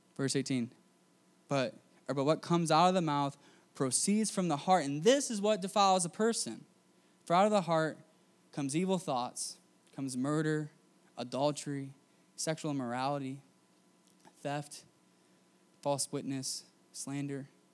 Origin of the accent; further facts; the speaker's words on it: United States; I grew up in America